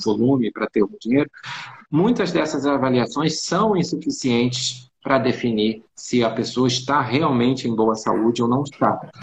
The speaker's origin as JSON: {"language": "Portuguese", "region": "Rio de Janeiro", "country": "Brazil", "said": "eu sou do Rio de Janeiro e eu atendo presencialmente é, no Rio e em São Paulo"}